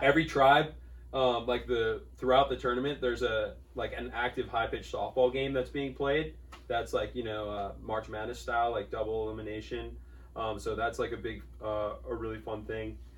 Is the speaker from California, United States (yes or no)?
yes; Newport Beach, California, United States; growing up in Newport